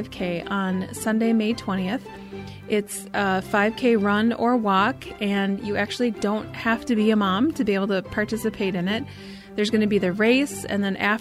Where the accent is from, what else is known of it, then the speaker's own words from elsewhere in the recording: Stillwater, Minnesota, United States; I grew up in Stillwater, Minnesota, which is the birthplace of Minnesota